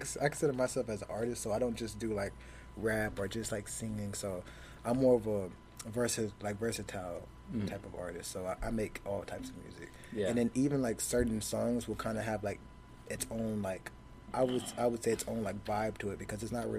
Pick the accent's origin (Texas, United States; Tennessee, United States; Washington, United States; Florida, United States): Texas, United States; Arlington; Yes, I'm actually from Arlington.